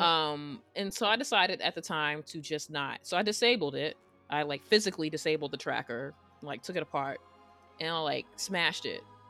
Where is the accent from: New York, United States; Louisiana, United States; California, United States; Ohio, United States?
New York, United States; I'm from New York